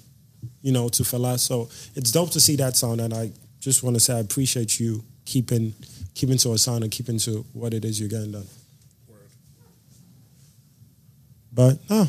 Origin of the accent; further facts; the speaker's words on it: New York City, New York, United States; born in the Bronx